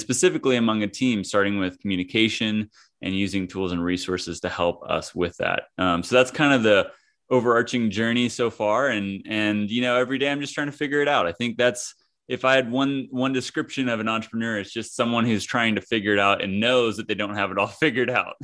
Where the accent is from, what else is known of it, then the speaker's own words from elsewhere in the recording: Kansas, United States; moved away as an adult; also born or lived in California; I hail from Kansas, I grew up in the middle of the country in a small town and went out to California for college